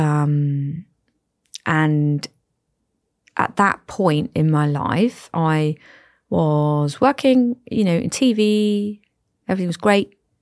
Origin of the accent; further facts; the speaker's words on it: Cornwall, South West England, United Kingdom; moved away as an adult; also born or lived in the Midlands; I am from Cornwall